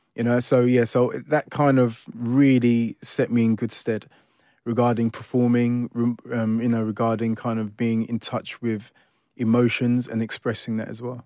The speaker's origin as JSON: {"language": "English", "region": "London", "country": "United Kingdom", "tie": "born or raised there", "also_born_or_lived": "Ilford", "said": "I grew up in Forest Gate all my life, really. Um, so you could ki-, kind of say, you know, born and bred East Londoner"}